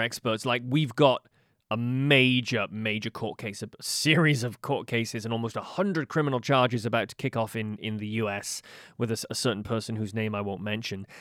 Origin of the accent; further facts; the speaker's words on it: United Kingdom; now in Halifax, Canada; as a Brit